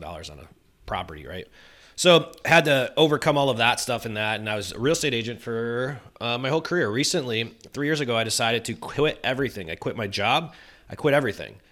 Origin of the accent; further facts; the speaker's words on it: Chicago, Illinois, United States; born and raised in Chicago